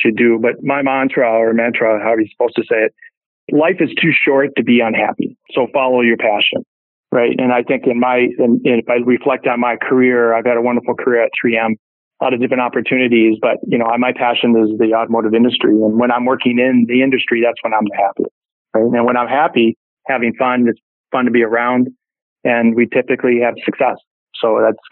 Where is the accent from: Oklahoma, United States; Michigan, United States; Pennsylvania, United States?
Michigan, United States; Detroit; moved away; also born or lived in California; I grew up in Detroit. I got oil in my blood